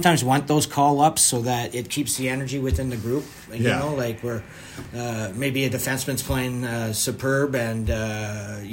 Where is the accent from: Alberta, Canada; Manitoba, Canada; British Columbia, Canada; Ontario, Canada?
British Columbia, Canada; Vancouver; I grew up in Vancouver